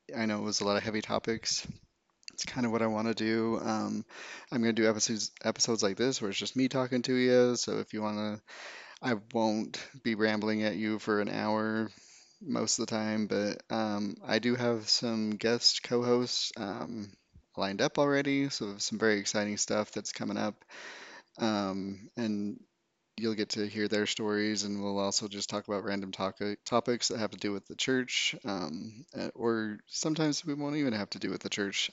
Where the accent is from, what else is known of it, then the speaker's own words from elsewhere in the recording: Utah, United States; I grew up in Utah, a um, small town very very small town.